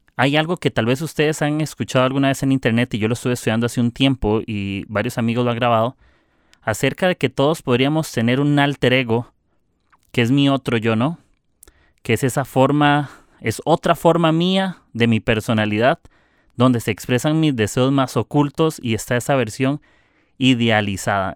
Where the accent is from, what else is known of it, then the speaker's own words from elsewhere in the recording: Costa Rica; soy de Costa Rica